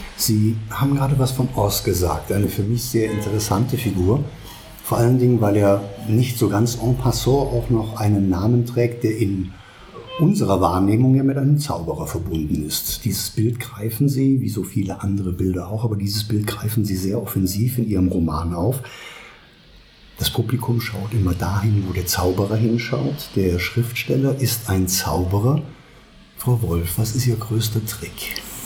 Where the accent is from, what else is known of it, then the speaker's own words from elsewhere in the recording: Germany; moved away; Wenn ich in die Eifel, meiner Heimat, zurückfahre, dann weiß ich, dass ich meine Verwandten dort treffe